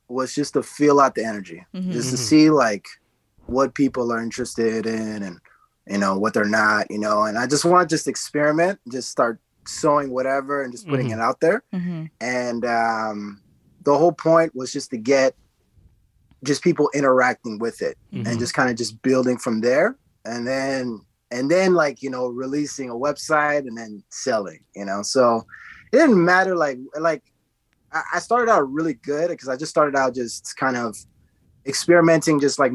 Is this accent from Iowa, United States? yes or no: no; Dallas, Texas, United States; also born or lived in Garland; from Dallas, Texas. {S2} Mm-hmm. {S4} Born and raised in the city. I was born in the city called Garland.